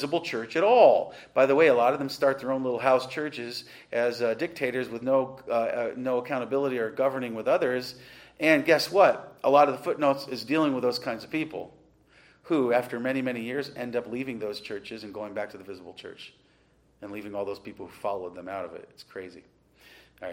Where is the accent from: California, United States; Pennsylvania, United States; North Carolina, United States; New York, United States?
New York, United States; Western; where I grew up in Western New York